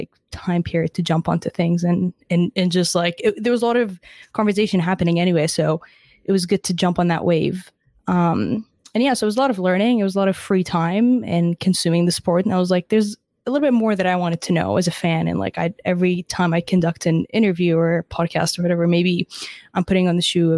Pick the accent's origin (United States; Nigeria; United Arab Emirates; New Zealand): United Arab Emirates; Dubai; now in Canada; I was born and raised in Dubai, so I didn't actually grow up in Canada